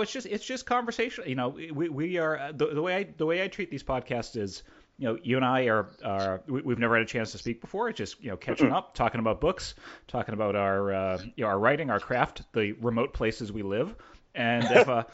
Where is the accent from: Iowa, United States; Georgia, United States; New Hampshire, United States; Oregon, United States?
New Hampshire, United States; Southern; And you know, I'm also from Southern New Hampshire